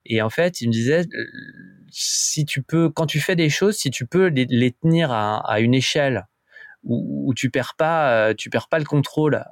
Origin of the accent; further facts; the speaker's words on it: France; en tant que en tant que français